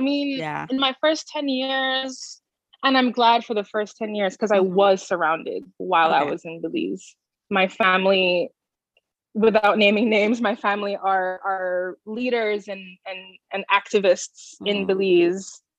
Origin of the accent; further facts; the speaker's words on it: Jamaica; Growing up in Jamaica, especially going to high school in Jamaica and being elsewhere, at home with my parents, we had the music and my mom took very great care to make sure that I knew our history.